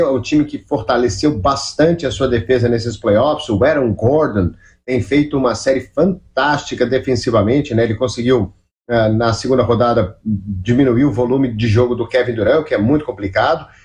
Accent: Minas Gerais, Brazil; cresci escutando a Rádio Itatiaia, cresci escutando meu Cruzeirão na Itatiaia

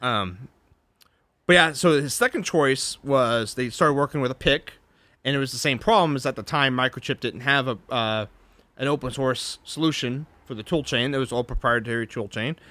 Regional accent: Texas, United States; I'm a Texan.

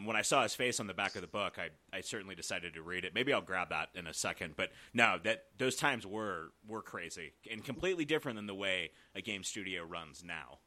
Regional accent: Georgia, United States; now in Colorado Springs, United States; we're kinda local here to Colorado Springs, but I'm from Georgia originally

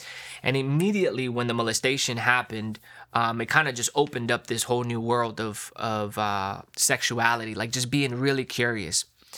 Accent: Long Island, New York, United States; born there; Yeah, so I was born in New York, Long Island, New York, from immigrant parents.

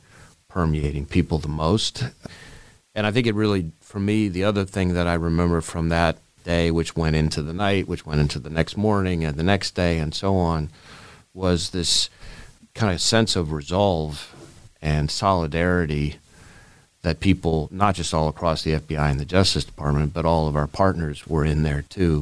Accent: New York City, New York, United States; moved away; I grew up in Manhattan, in New York City

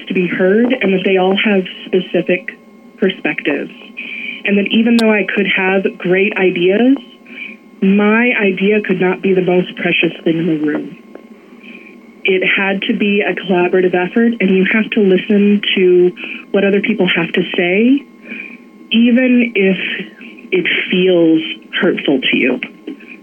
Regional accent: Ketchikan, Alaska, United States; I grew up here in Ketchikan, and I graduated from K-High.

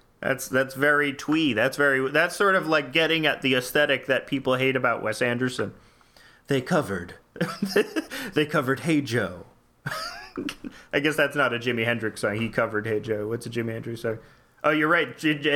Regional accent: Bavaria, Germany; English is a second language; Forgive my English. Yeah. I'm from Bayern.

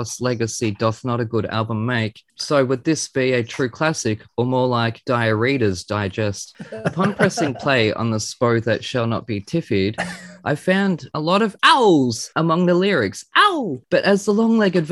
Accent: Australia; being Australian

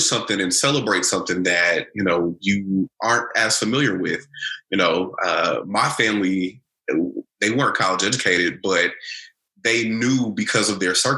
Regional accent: Bryan, Texas, United States; moved away as an adult; also born or lived in Louisville, Kentucky; now in Cincinnati, United States; I'm originally from Bryan, Texas, right next to College Station, Texas

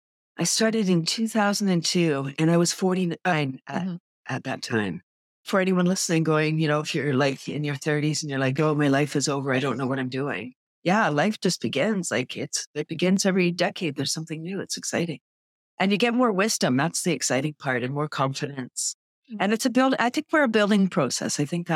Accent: Toronto, Ontario, Canada; now in Bradford, Canada; Yeah, I grew up in Toronto and then in 93, I moved to Bradford, the little town I'm in.

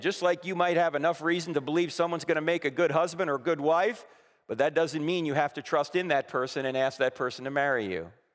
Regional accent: New Jersey, United States; moved away; I'm originally from New Jersey

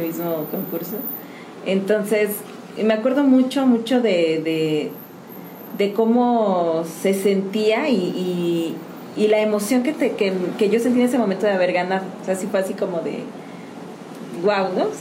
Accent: San Juan del Río, Querétaro, Mexico; yo soy de aquí de San Juan del Río

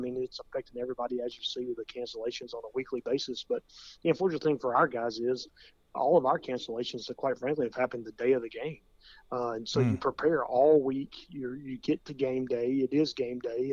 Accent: Williamson County, Tennessee, United States; growing up in Williamson County

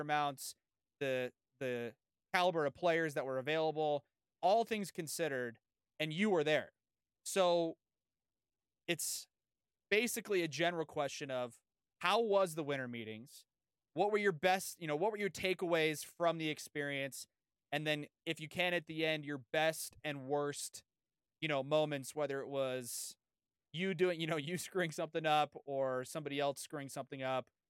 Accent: San Diego, California, United States; I've lived in, I grew up in San Diego.

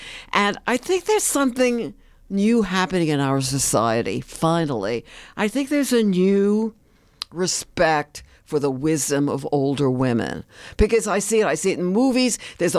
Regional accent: New York, United States; I grew up in the Bronx, New

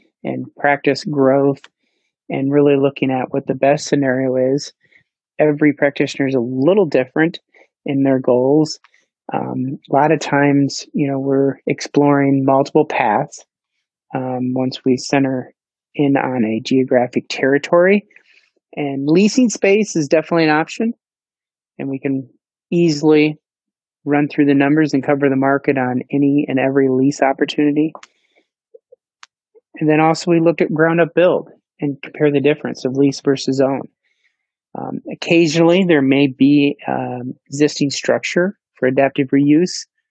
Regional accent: Iowa, United States; I'm born and raised in Iowa, educated in Iowa, graduated from the University of Northern Iowa and came to Central Iowa.

